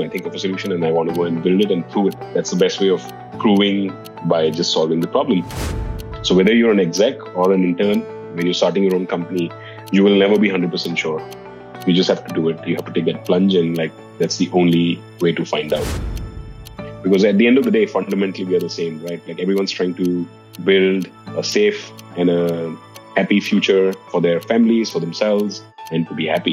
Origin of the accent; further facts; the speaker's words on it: Dehradun, Uttarakhand, India; moved away as an adult; now in Singapore; I grew up in India in a small town called Dehradun.